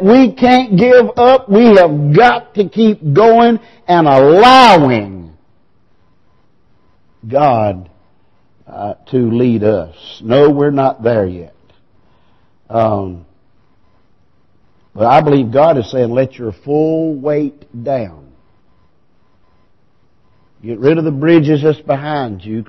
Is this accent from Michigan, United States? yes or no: no; Piercetown, South Carolina, United States; I was born in Piercetown. I was raised in Piercetown. I went to Piercetown School. I graduated from Wren.